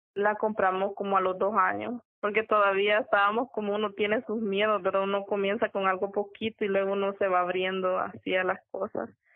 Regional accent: El Salvador; la ciudad de donde yo soy originaria

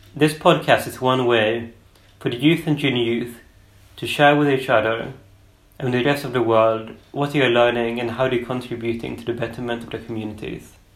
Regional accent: Sweden; I'm from Sweden

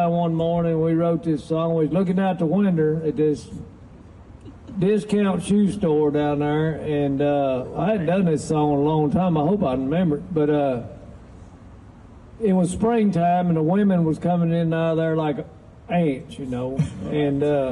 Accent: the South, United States; we're from the South

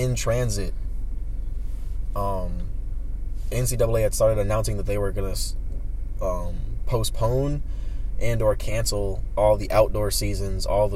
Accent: United States; as an American

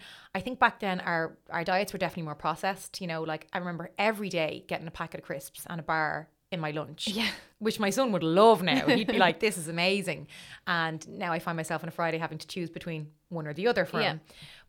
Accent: Dublin, Leinster, Ireland; also born or lived in Crumlin / Citywest; I'm from Dublin. So I was born in Crumlin, in the Coombe. And I lived in Crumlin until I was 4 or 5, and then we moved to City West. So my whole kind of childhood was in City West, my schooling years.

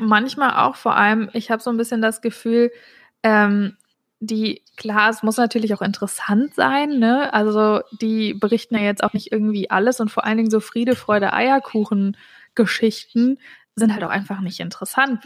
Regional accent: North Hesse, Germany; ich komme übrigens aus Nordhessen, bin da aufgewachsen

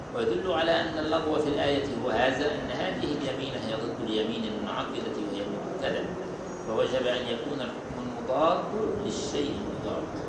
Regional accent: Egypt; احنا عندنا في مصر

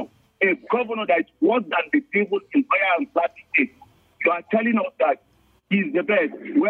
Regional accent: Shandam, Plateau, Nigeria; I came from Shandam and I know my religion. I came from Shandam.

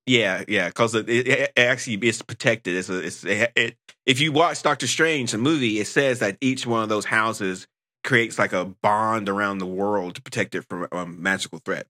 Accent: North Carolina, United States; I'm from North Carolina

